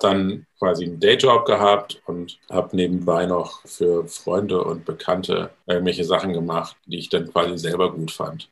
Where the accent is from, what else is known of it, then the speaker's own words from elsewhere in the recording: Hamburg, Germany; ich komme nicht aus der Pfalz, sondern aus Hamburg